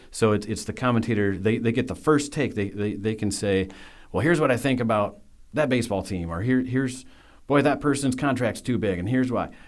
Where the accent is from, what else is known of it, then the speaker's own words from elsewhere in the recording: West Michigan, United States; I grew up in West Michigan